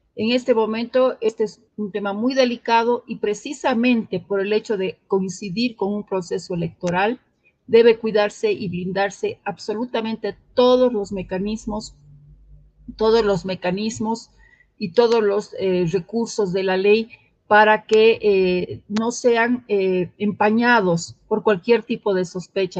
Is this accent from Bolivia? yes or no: yes; Cochabamba, Bolivia; quienes somos de Cochabamba